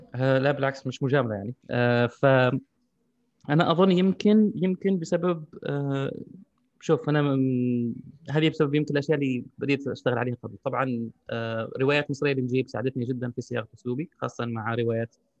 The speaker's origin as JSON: {"language": "Arabic", "country": "Algeria", "said": "عندنا في الجزائر"}